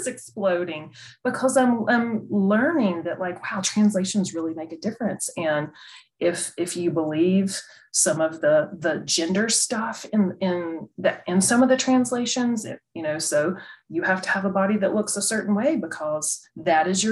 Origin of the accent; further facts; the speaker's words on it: North Carolina, United States; I grew up in the South and in North Carolina, little town, little church